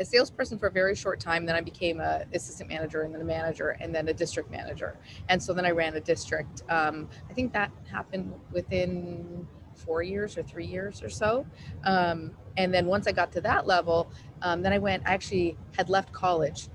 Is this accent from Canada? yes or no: yes; Calgary, Alberta, Canada; moved away as an adult; also born or lived in Houston / San Francisco; now in New York City, United States; I'm from Calgary, Alberta, in Canada